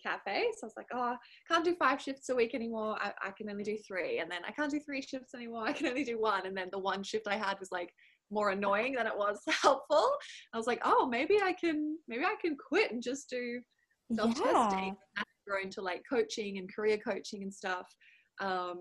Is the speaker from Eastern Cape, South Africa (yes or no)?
no; Cape Town, Western Cape, South Africa; also born or lived in Brisbane, Australia; now in Melbourne, Australia; I grew up in Cape Town, South Africa